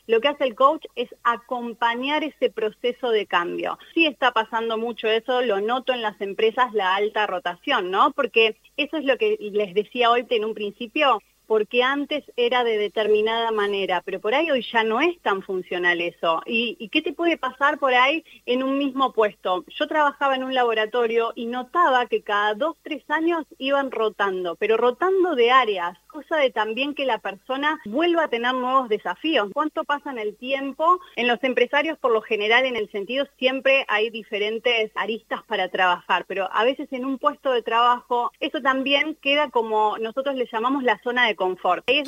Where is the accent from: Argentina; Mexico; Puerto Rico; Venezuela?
Argentina; now in Punta del Este, Uruguay; yo soy argentina, hace dos años me vine a vivir a Uruguay, estoy en Punta del Este gracias a un uruguayo.